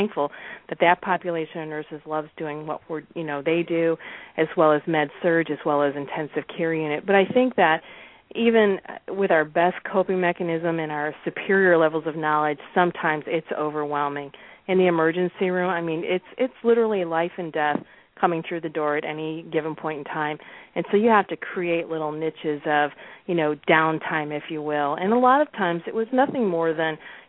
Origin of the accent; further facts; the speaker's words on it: Chicago, Illinois, United States; now in Florida, United States; I'm actually originally from Chicago